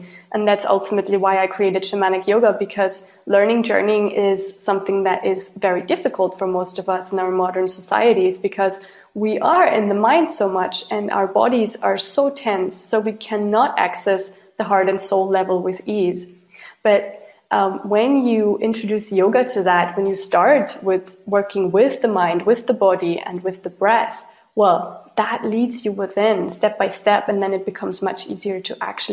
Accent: Austria; I grew up in Austria and Europe

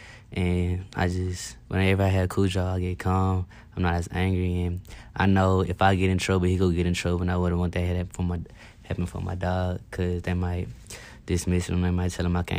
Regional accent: Memphis, Tennessee, United States; moved away as an adult; Memphis, Tennessee.

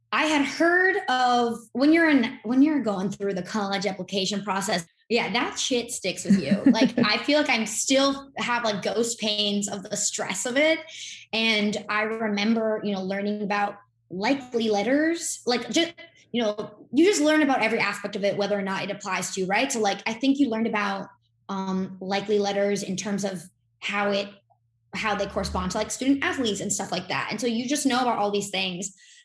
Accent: Miami, Florida, United States; I'm born and raised in Miami, Florida

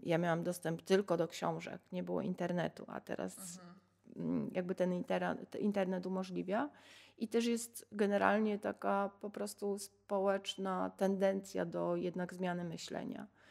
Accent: Sanok, Subcarpathian Voivodeship, Poland; ja się urodziłam w Sanoku

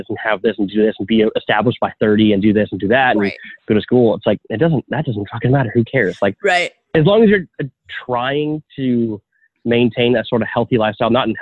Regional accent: outside of Toronto, Ontario, Canada; now in Toronto, Canada; I grew up 30 minutes outside of Toronto, outside of downtown

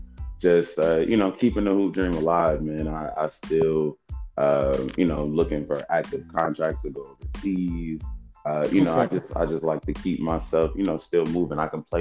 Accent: Kansas, United States; born there; also born or lived in Germany; So technically, I was born in Kansas. But I don't really know what that place looks like. Soon after that, he was stationed then in Germany.

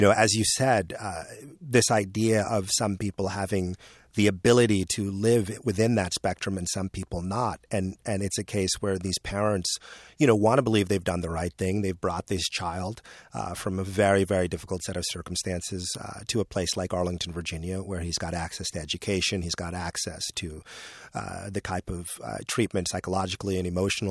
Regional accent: Nigeria; moved away; I'm originally from Nigeria.

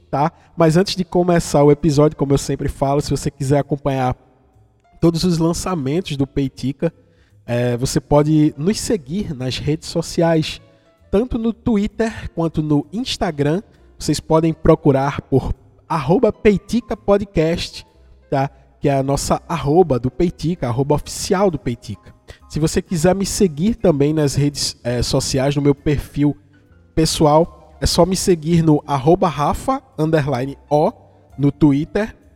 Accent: Vitória de Santo Antão, Pernambuco, Brazil; pernambucano do interior de Pernambuco, de Vitória de Santo Antão, que aliás tem uma música de … que homenageia a minha cidade.

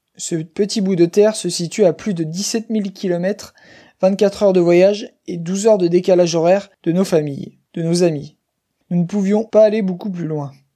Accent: Chemillé, Pays de la Loire, France; moved away as an adult; also born or lived in Paris; Je suis originaire de Chemillé, dans le Maine-et-Loire, une petite ville de 7000 habitants dans l'ouest de la France.

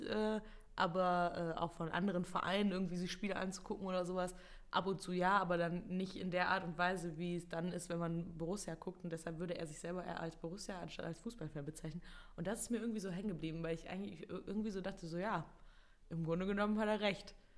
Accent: Mönchengladbach, North Rhine-Westphalia, Germany; ich bin halt in Gladbach geboren und habe schon immer quasi eigentlich, bis ich dann irgendwann ausgezogen bin, äh, im gleichen Haus gewohnt

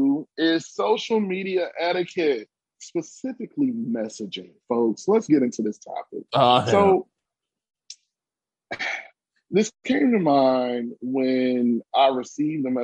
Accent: New Jersey, United States; I'm from Jersey

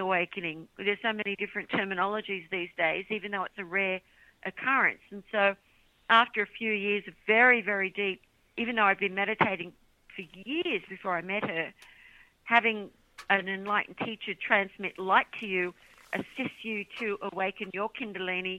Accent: Australia; now in United States; I'm from Australia. Living in America now

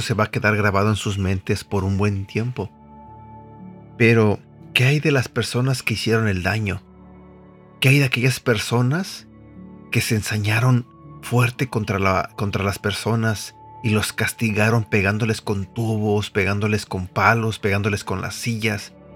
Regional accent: Mexico City, Mexico; Yo soy de la Ciudad de México, soy mexicano

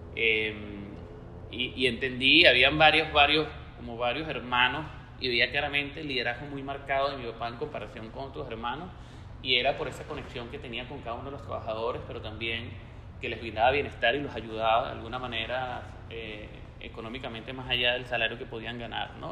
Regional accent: Venezuela; siendo venezolano, eh, latiéndome día a día el corazón por Venezuela

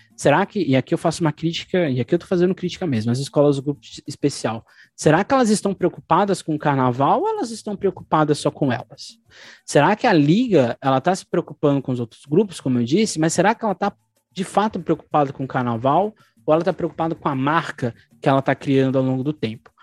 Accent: São Paulo, Brazil; nós enquanto paulistanos

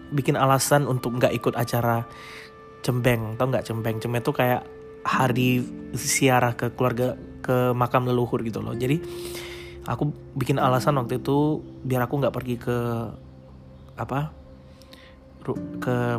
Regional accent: Makassar, South Sulawesi, Indonesia; now in Samarinda, Indonesia; Jadi aku lahir di Makassar. Aku anak tunggal. Nah, aku nggak punya saudara sama sekali. Aku saat ini tinggal di Samarinda. Asliku sebenarnya di Makassar

